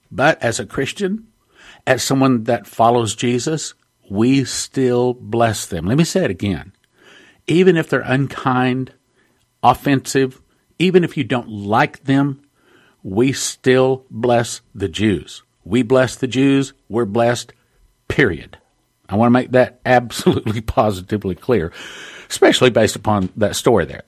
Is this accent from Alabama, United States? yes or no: no; Texas, United States; I'm from Texas